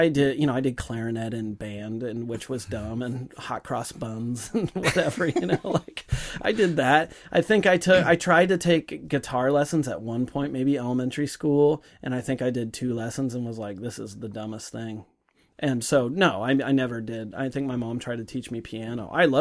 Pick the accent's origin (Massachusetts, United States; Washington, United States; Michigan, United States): Washington, United States; Bellevue; also born or lived in Seattle; I grew up in Bellevue